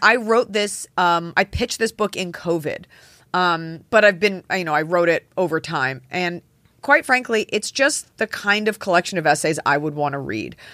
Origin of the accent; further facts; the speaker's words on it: Texas, United States; moved away; in Texas, we had, like, the Texas State song that we all sang